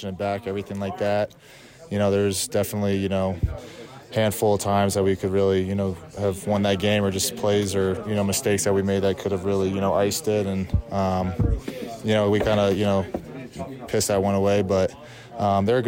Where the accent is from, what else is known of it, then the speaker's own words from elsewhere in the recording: Northeast, United States; also born or lived in Arizona; now in Denver, United States; I'm from the Northeast